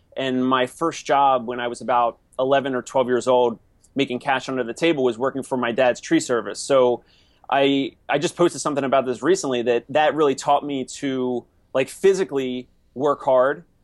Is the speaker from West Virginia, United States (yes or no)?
no; Maple Shade, New Jersey, United States; moved away as an adult; also born or lived in Philadelphia; now in New York City, United States; I'm from South Jersey, which in New Jersey we say South Jersey, we don't say New Jersey